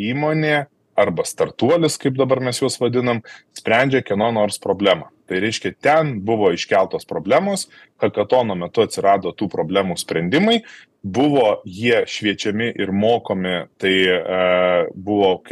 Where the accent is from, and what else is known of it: Lithuania